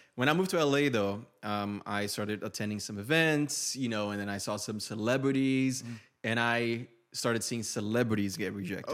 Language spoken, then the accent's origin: English; Brazil; first language Portuguese; English is a second language; moved away; I'm an immigrant from Brazil, moved here with no English